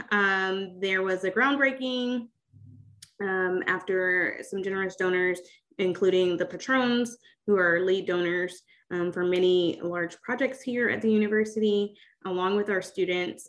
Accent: Atlanta, Georgia, United States; moved away as an adult; also born or lived in Southeast United States; now in Oregon, United States; I am a Southerner, so I am from Atlanta, Georgia, originally, and was born and raised there and have lived all over the Southeast

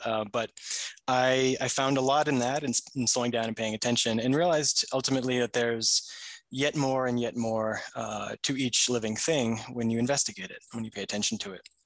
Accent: New Hampshire, United States; I grew up in New Hampshire, uh, for the most of my life as a child

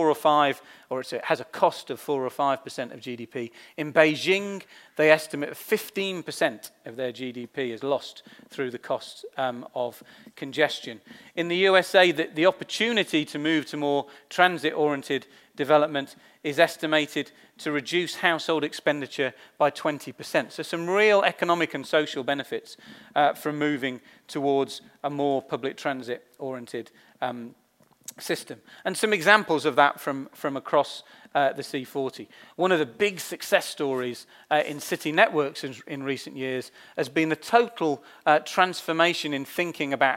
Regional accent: London, United Kingdom; for me as a Londoner

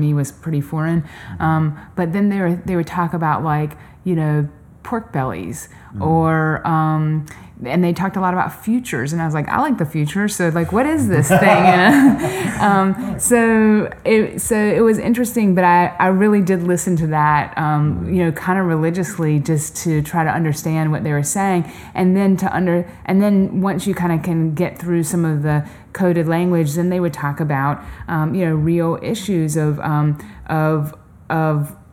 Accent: North Carolina, United States; also born or lived in Los Angeles; now in central Illinois, United States; I grew up in North Carolina and in a small town

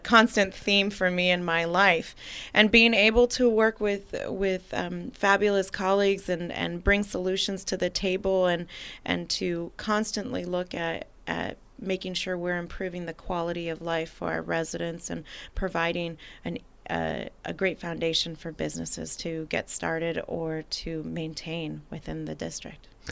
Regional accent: Napa, California, United States; also born or lived in St. Helena; now in American Canyon, United States; having been born and raised in Napa

